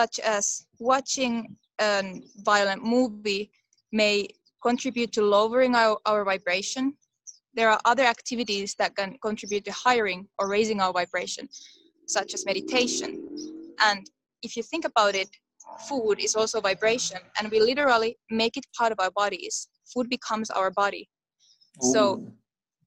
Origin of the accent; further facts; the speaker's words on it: Finland; I come from Finland